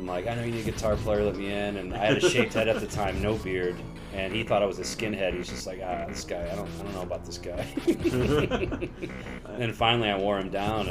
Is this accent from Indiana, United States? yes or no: yes; Indiana, United States; moved away; Yeah, so I moved out here in 2006 from Chicagoland area, Northwest Indiana, and when I moved out here, I joined like a metal band for a while with my buddies.